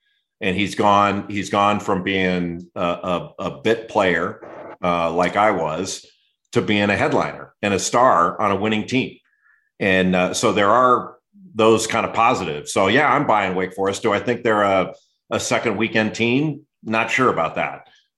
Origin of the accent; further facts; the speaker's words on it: Southern California, United States; I grew up in Southern California